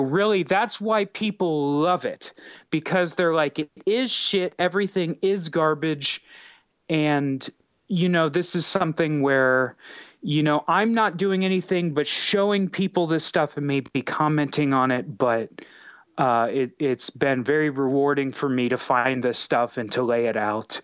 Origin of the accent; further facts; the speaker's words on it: United States; growing up in America, in the capitalist society